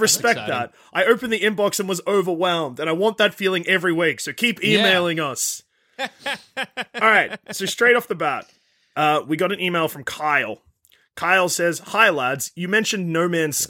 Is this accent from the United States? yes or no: no; Australia; As an Australian